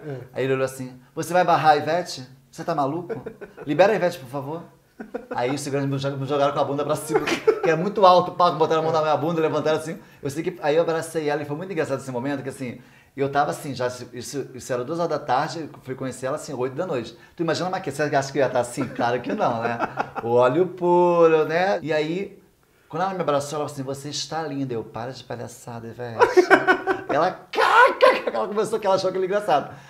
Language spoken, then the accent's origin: Portuguese; São Gonçalo, Rio de Janeiro, Brazil; foi em São Gonçalo, na minha terra natal